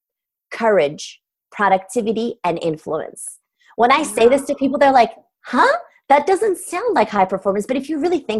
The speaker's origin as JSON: {"language": "English", "region": "Istanbul", "country": "Turkey", "tie": "born or raised there", "second_language": "English", "moved": "yes", "said": "I'm originally from Istanbul, Turkey"}